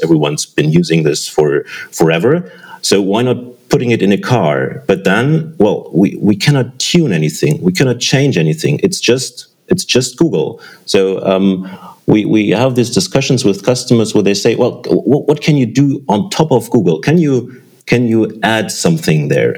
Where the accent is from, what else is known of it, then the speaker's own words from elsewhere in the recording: Germany; I'm from Germany